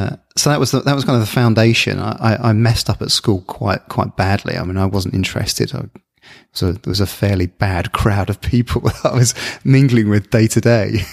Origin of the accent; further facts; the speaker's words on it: Bournemouth, South West England, United Kingdom; also born or lived in Luton; they moved us to the south coast, a little town called Bournemouth.